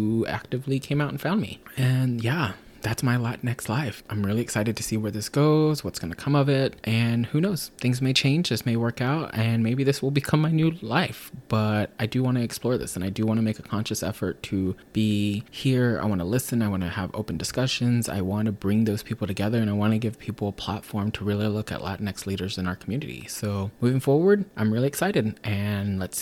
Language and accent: English; Texas, United States; now in West Coast, United States; growing up in Texas, if you were Chicano